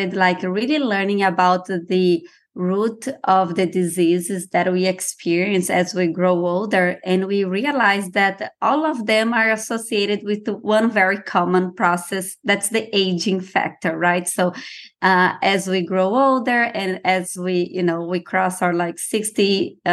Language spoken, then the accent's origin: English; Brazil; moved away; I'm originally from Brazil